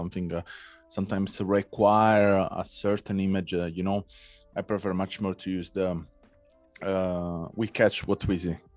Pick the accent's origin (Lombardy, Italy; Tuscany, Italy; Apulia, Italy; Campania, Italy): Campania, Italy; Naples; I'm from Naples